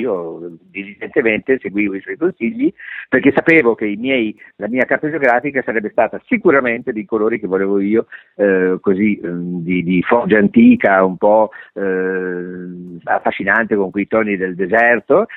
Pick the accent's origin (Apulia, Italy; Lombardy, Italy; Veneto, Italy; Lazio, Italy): Lazio, Italy; Rome; sono nato a Roma